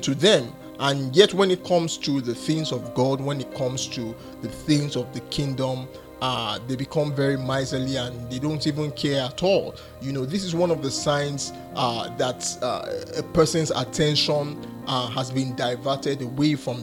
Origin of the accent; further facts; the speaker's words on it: Nigeria; I come from Nigeria and I reside in Nigeria